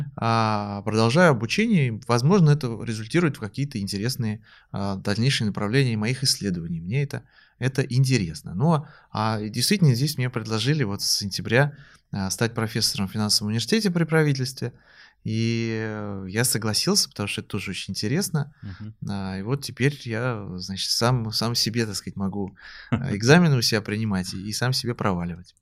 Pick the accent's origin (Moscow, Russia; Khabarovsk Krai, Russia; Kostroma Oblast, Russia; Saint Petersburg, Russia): Moscow, Russia; я сам москвич